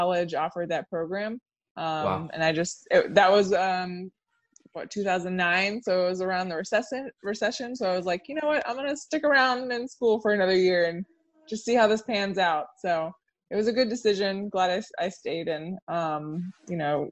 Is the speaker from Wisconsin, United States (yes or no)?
no; Orlando, Florida, United States; moved away as an adult; also born or lived in Savannah, Georgia; now in Chicago, United States; I was born and raised in Orlando, and I lived there until I was 18.